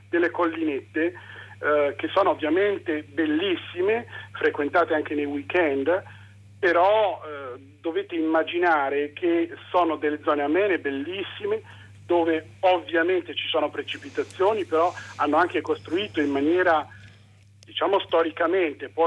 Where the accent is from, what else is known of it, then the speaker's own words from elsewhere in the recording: Cologne, North Rhine-Westphalia, Germany; born there; Che io sono nato a Colonia, quindi conosco